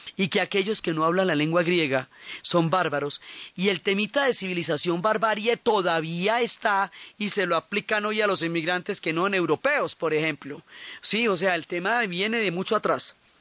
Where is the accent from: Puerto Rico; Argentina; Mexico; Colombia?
Colombia; Nosotros que somos pueblos del Dorado, que estamos acostumbrados a los quimbayas, que tenemos un museo del oro